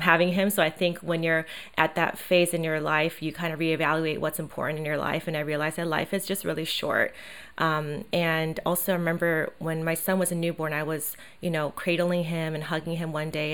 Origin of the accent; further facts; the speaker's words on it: Taiwan; moved away; I grew up in Asia, in Taiwan